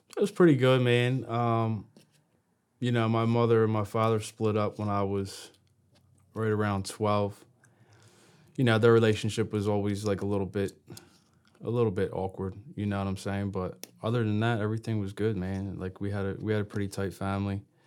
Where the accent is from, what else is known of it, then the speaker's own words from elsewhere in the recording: Brooklawn, New Jersey, United States; also born or lived in Gloucester City, New Jersey; I was born in Gloucester City, but I, s- I spent most of my childhood next town over in Brooklawn, Brooklawn, New Jersey.